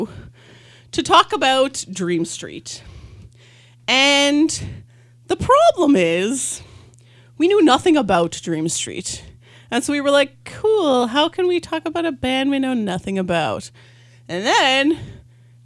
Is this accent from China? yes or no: no; Canada; we're from Canada